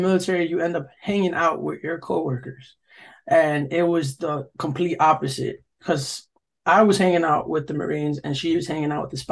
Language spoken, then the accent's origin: English; New York, United States; From New York